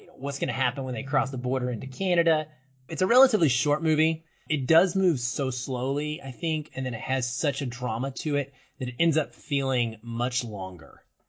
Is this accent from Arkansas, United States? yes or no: yes; Arkansas, United States; growing up in Arkansas, in some of the smaller towns I lived in when I was really young